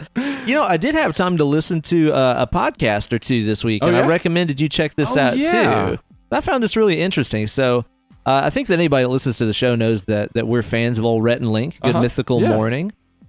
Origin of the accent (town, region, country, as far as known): the South, United States